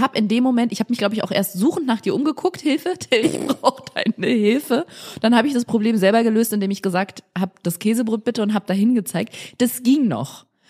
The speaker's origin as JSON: {"language": "German", "country": "Germany", "said": "ich komme aus dem Rheinland"}